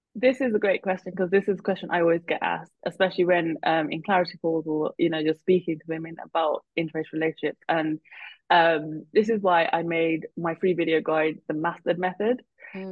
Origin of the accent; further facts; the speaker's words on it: United Kingdom; we're Indian and I'm Punjabi, and then but I'm also British